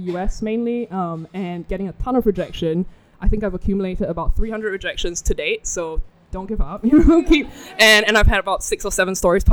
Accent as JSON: {"language": "English", "country": "Singapore", "said": "I'm from Singapore"}